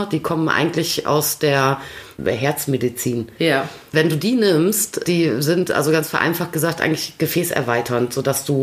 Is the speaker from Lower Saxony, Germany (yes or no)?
yes; Vechta, Lower Saxony, Germany; ich bin auf dem Gymnasium Antonianum Fechter zur Schule gegangen.